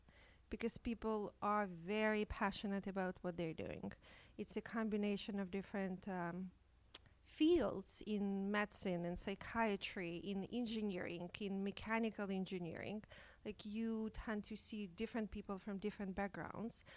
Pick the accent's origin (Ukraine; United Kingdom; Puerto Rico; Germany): Ukraine; moved away as an adult; now in Toronto, Canada; I came from Ukraine as an immigrant 10 years ago. I was trained as a psychiatrist in Ukraine.